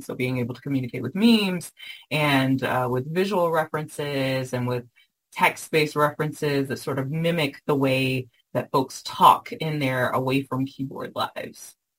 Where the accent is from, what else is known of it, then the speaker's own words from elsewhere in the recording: the South, United States; I was raised in the South